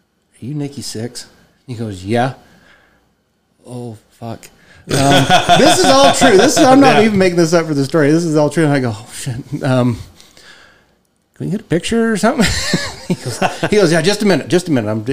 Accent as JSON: {"language": "English", "town": "Roosevelt", "region": "Utah", "country": "United States", "said": "from Roosevelt"}